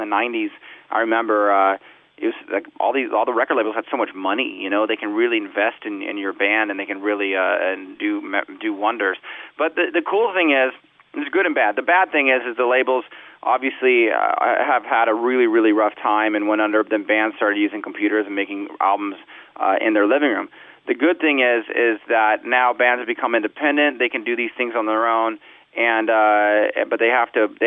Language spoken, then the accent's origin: English; Southern California, United States; I grew up in Southern California